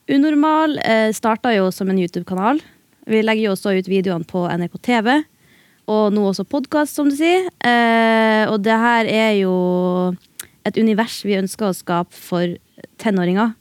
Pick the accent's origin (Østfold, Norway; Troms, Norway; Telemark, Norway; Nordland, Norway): Nordland, Norway; Bodø; also born or lived in Beiarn; Først så vokste jeg opp i Beiarn